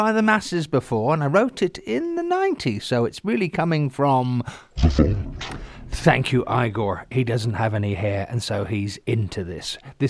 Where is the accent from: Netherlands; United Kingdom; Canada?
United Kingdom; England; I grew up in England, and during the 70s, skinheads and smoothies, they were called